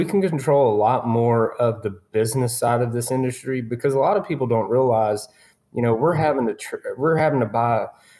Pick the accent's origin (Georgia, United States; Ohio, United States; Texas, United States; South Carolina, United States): Texas, United States; Jacksonville; I grew up in East Texas in a little town called Jacksonville.